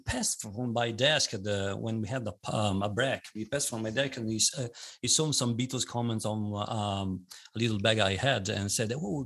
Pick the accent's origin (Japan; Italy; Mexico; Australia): Italy; Bologna, Emilia-Romagna; I'm from Italy, Bologna, which is a town which is in the northern part of Italy